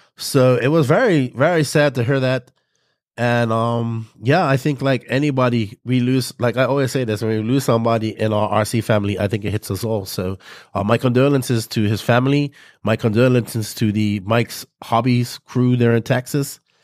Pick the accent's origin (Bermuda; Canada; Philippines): Bermuda; accent: Bermudian; my people from Bermuda be able to talk in my full Bermudian accent